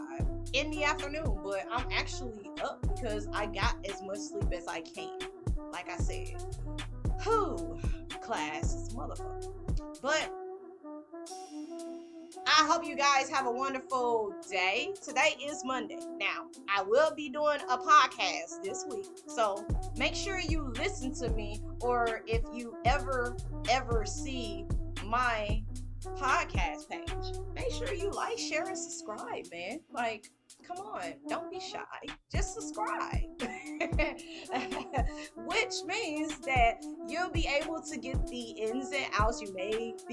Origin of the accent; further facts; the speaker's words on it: Mississippi, United States; I'm from Mississippi